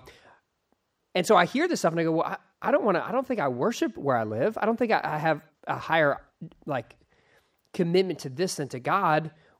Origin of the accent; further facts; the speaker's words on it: Texas, United States; I'm a Texan, which means I'm even better.